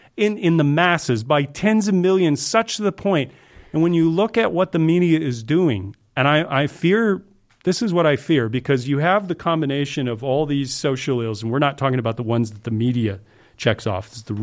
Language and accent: English; the South, United States; Sure, I grew up in the South.